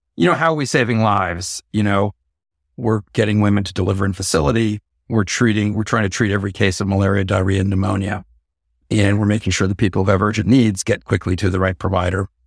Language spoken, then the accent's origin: English; Bay Area, California, United States; I'm from the Bay Area